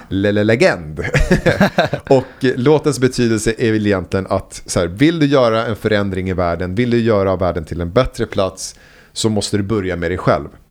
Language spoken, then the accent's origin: Swedish; Huddinge, Stockholm County, Sweden; also born or lived in Vällingby / Enskede gård / Rinkeby; där växte jag upp och i ett litet ställe, Myrängen kallas det